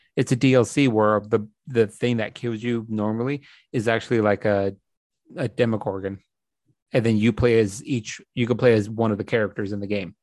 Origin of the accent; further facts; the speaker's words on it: United States; as an American